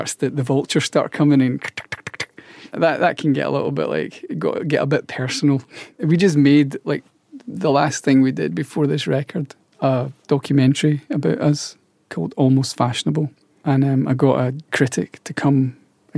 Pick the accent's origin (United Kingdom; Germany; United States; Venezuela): United Kingdom; Scotland; being Scottish, people are quite light-hearted there, and we have this lightness about us